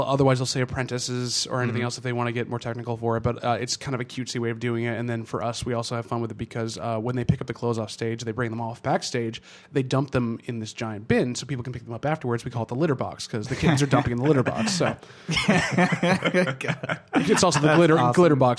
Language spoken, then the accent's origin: English; Massachusetts, United States; now in Vermont, United States; Anyhow, I grew up in the suburbs north of Boston for most of my life. I moved around quite a bit, but that's where I spent most of my life.